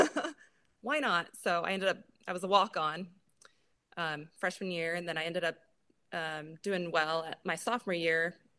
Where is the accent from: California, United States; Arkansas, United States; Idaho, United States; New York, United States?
Idaho, United States; Boise; also born or lived in Seattle; Pretty much. I grew up kind of outside of Boise on a farm. And then I did live in Seattle for just under a year.